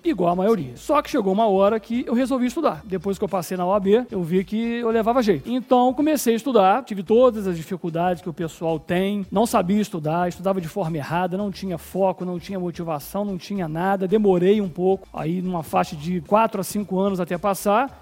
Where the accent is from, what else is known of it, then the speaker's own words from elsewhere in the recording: Além Paraíba, Minas Gerais, Brazil; moved away; also born or lived in Rio de Janeiro; sou natural de Anem Paraíba